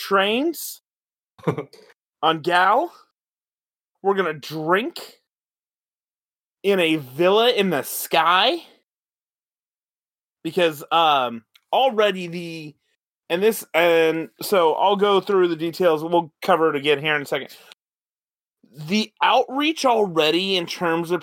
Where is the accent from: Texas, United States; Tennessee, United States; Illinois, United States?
Texas, United States; moved away; my home state